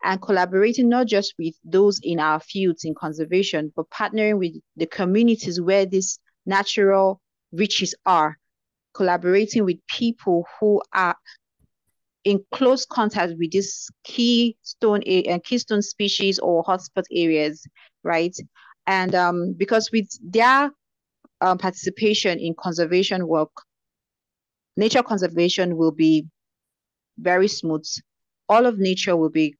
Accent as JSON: {"language": "English", "country": "Nigeria", "said": "being a Nigerian"}